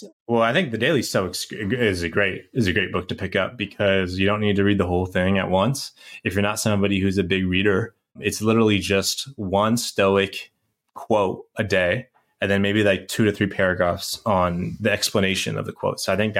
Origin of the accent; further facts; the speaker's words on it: San Francisco, California, United States; I'm from San Francisco, so and I know Sky's up in Seattle, so it's part of our uniform.